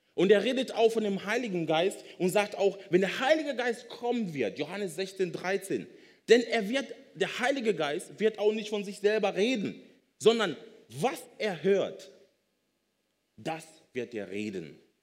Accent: Kenya; now in Germany; Ich komme ursprünglich aus Kenia, bin aber schon so lange in Deutschland

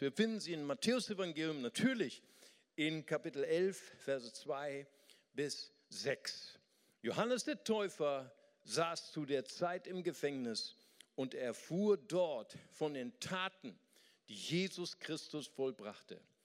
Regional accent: Germany; wir als Westeuropäer, wir als Deutsche

